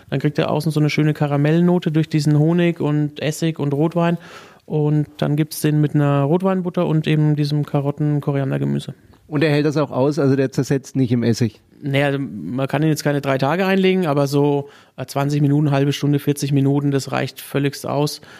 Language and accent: German; Unterpleichfeld, Bavaria, Germany; Ja, ich bin äh, 15 Kilometer von Würzburg aufgewachsen. In Unterbleichfeld ist eigentlich bekannt für Sauerkraut.